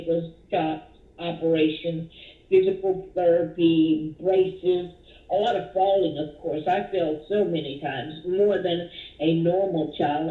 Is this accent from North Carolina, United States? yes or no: no; Dallas, Texas, United States; I grew up here in Dallas, Texas, where I was born.